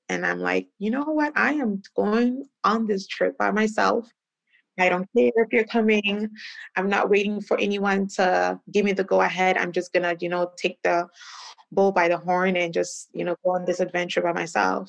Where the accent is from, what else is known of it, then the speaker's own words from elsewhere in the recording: Canada; also born or lived in Ghana; I'm originally from Ghana. I grew up in Canada